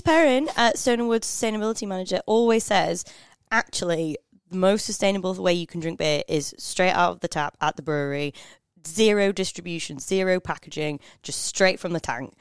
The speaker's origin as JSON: {"language": "English", "region": "Northern England", "country": "United Kingdom", "said": "I'm from Northern England"}